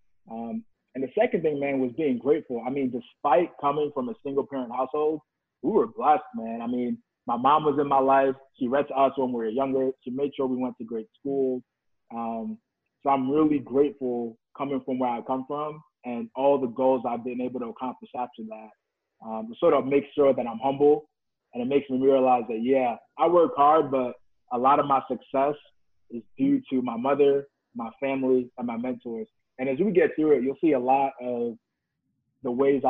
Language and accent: English; New York, United States; moved away as an adult; now in Atlanta, United States; I'm from New York, born in Brooklyn, lived in Jamaica, Queens.